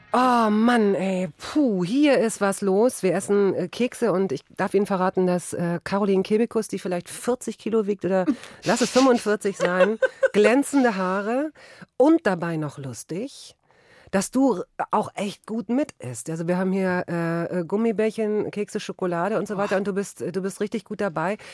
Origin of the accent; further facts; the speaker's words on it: Cologne, North Rhine-Westphalia, Germany; bei uns in Köln